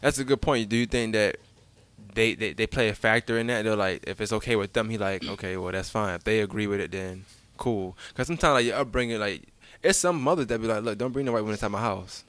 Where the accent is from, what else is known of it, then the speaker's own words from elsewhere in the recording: New York, United States; I'm, I'm from New York